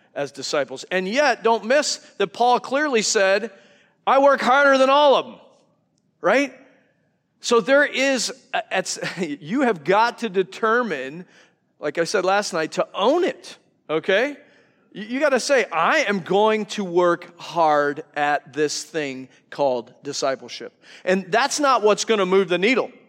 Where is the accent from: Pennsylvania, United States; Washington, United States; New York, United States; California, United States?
New York, United States; now in Wisconsin, United States; I'm from New York, so I talk a hundred miles an hour